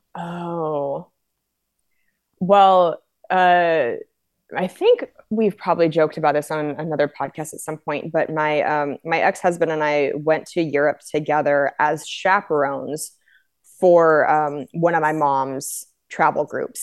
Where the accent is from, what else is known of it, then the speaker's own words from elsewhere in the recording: Spokane, Washington, United States; also born or lived in Cheney, Washington / Los Angeles; now in Minneapolis, United States; I was born and raised in Spokane, uh, but then in fourth grade, I moved out to Cheney.